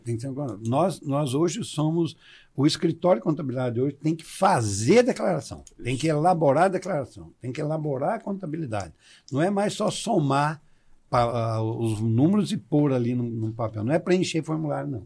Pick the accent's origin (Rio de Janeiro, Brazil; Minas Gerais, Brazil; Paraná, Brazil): Paraná, Brazil; Santa Fé; moved away as an adult; also born or lived in Marília, São Paulo; now in Goiás, Brazil; Eu sou natural de Santa Fé, no Paraná